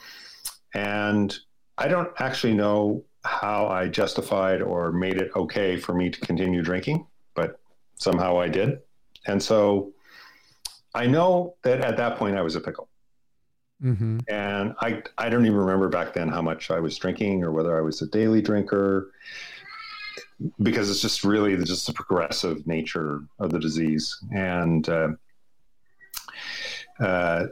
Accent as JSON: {"language": "English", "town": "Edmonton", "region": "Alberta", "country": "Canada", "tie": "born or raised there", "moved": "yes", "lives_now": "Vancouver, Canada", "said": "I was born in Edmonton, Canada, and I was relinquished for adoption adopted into upper middle class, very nice family"}